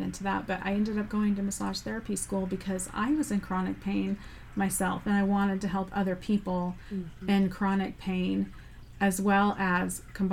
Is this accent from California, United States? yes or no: yes; Southern California, United States; I grew up in Southern California